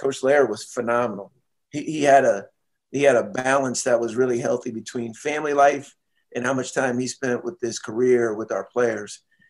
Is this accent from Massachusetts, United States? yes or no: no; Seattle, Washington, United States; I was first working, I was from Seattle or lived in Seattle.